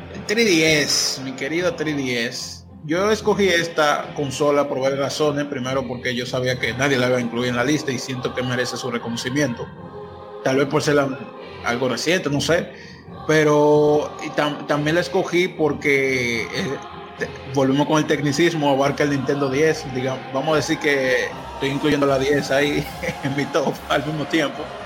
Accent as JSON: {"language": "Spanish", "country": "Dominican Republic", "said": "yo soy de Dominicana"}